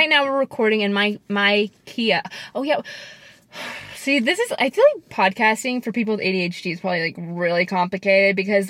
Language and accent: English; Missouri, United States; I'm from Missouri, okay? And, you know, we're not... That state's not the most woke.